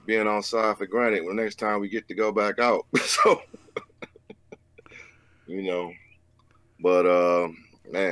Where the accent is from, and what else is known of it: Detroit, Michigan, United States; born or raised there; also born or lived in New York City